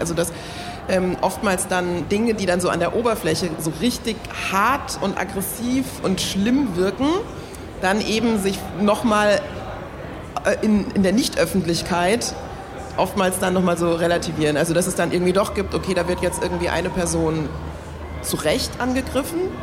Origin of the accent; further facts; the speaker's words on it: Germany; obwohl hier geboren, aufgewachsen, deutscher Pass, alles